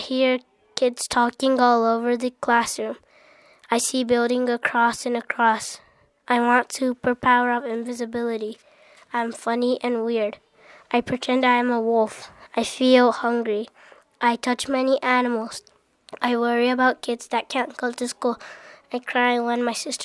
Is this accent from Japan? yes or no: yes; Japan; I'm from Japan